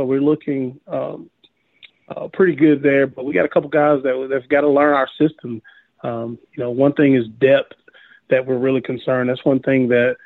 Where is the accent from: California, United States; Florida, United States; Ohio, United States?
Florida, United States; moved away; also born or lived in Ashford, Alabama; I'm from Florida, so you know, the beach. I'm about beached out, even though it's a beautiful place. But I lived about 30 minutes from the beach